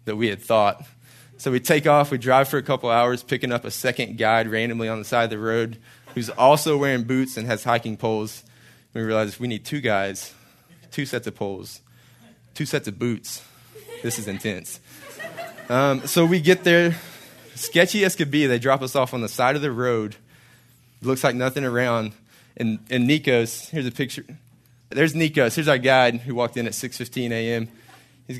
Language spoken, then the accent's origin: English; Hallsville, Texas, United States; moved away as an adult; also born or lived in Marshall, Texas / College Station, Texas; I grew up in Hallsville, Texas, a little northeast from here a little bit, east of Longview, east of Tyler, east of Dallas